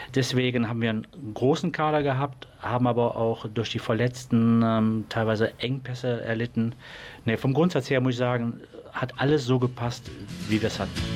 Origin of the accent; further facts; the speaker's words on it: Mönchengladbach, North Rhine-Westphalia, Germany; Schelsen ist natürlich mein Dorf. Ich komme aus Schelsen, war damals äh, begleitend dabei, wie der Verein gegründet worden ist, als, als sehr junger Mensch